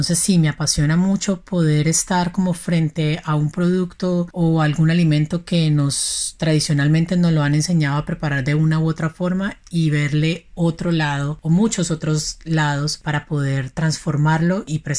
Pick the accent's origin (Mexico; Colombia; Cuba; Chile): Colombia; Cali, Valle del Cauca; Soy una caleña apasionada inmensamente por la cocina vegetal.